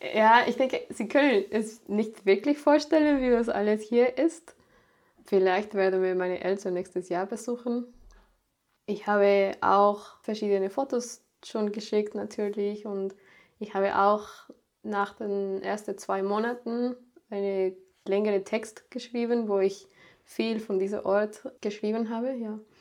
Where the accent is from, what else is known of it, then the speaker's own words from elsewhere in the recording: Mexico; German is a second language; moved away as an adult; also born or lived in Sieben Linden, Germany; now in Germany; ich bin in Mexiko geboren. Ich war dann da auch in eine deutsche Schule da habe ich auch Deutsch gelernt